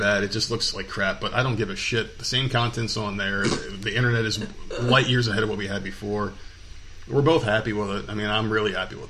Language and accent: English; United States; as American people